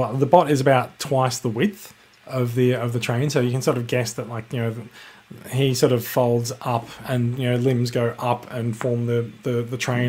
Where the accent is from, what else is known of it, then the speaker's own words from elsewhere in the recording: Australia; I am Australian